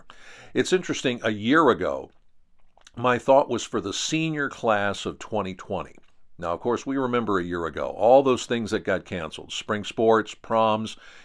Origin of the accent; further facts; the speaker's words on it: Pennsylvania, United States; Here in my home state of Pennsylvania